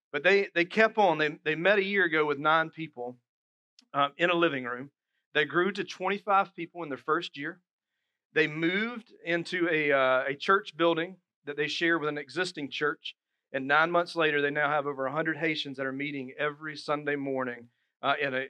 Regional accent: Dillon, South Carolina, United States; now in Moncks Corner, United States; my hometown, Dillon. You go through it to get to Myrtle Beach

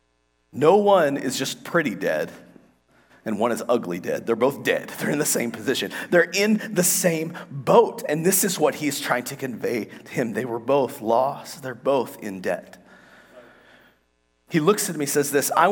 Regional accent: United States; We're from America.

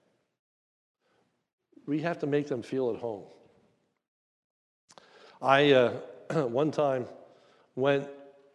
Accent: near Hershey, Pennsylvania, United States; I'm from near Hershey, Pennsylvania

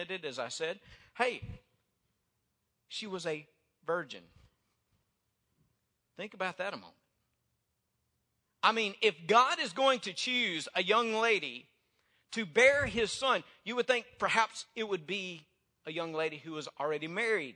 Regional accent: North Mississippi, United States; now in North Louisiana, United States; I was raised in North Mississippi

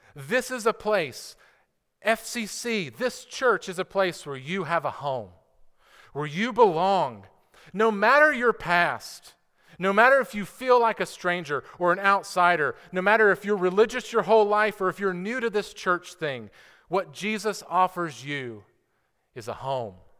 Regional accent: United States; as an American citizen

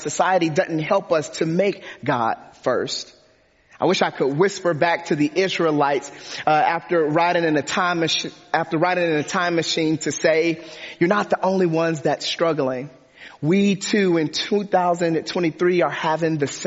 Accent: Detroit, Michigan, United States; I grew up in Detroit, Michigan

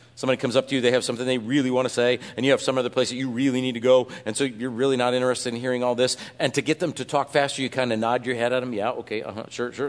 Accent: Iowa, United States; I was from Iowa.

